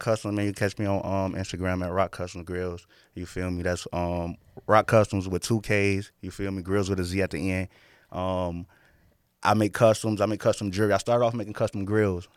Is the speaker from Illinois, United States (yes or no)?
yes; Chicago, Illinois, United States; Growing up in Chicago